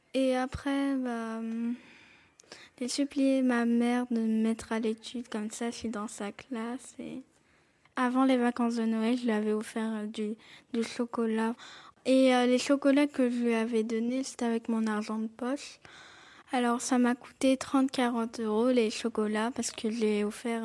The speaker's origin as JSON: {"language": "French", "town": "Montpellier", "region": "Occitania", "country": "France", "tie": "born or raised there", "said": "j'ai 10 ans, je suis née à Montpellier"}